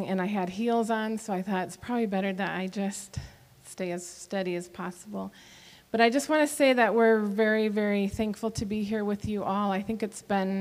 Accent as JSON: {"language": "English", "region": "Michigan", "country": "United States", "tie": "born or raised there", "also_born_or_lived": "Fort Bragg, North Carolina", "moved": "as an adult", "lives_now": "Papua New Guinea", "said": "I grew up in Michigan where we say we drink pop when it's hot and things like that, I was actually born in North Carolina."}